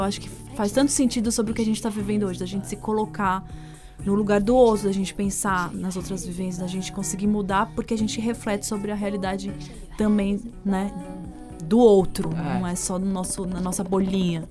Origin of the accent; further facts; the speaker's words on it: São Paulo, Brazil; also born or lived in United States; sendo paulistana